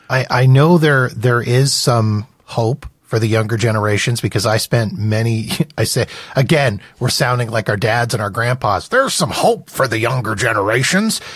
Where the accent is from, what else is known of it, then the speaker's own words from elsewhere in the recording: Winnipeg, Manitoba, Canada; I grew up in Winnipeg, Manitoba